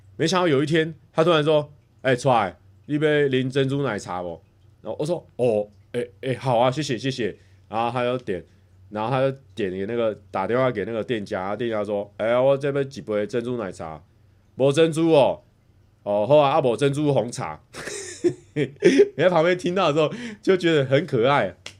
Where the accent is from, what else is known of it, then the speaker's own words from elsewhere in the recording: Taichung, Taiwan; 我在台中长大，我有一个爸爸、一个妈妈